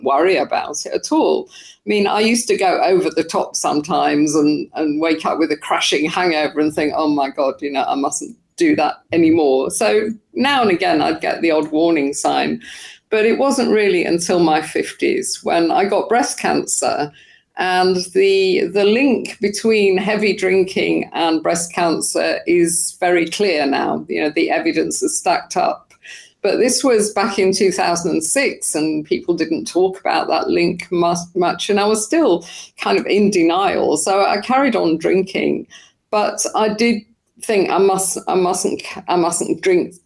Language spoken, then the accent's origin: English; United Kingdom; I'm British